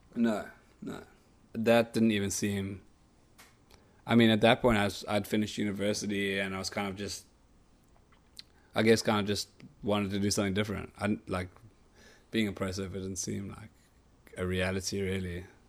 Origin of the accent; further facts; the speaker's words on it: Cape Town, Western Cape, South Africa; my hometown in Hudbay